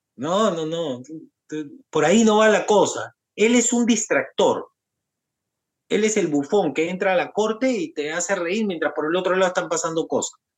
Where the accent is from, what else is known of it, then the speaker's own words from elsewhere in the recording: Peru; nosotros los peruanos